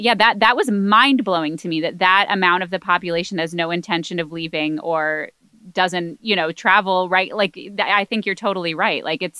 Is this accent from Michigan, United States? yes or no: yes; Michigan, United States; But I'm originally from Michigan.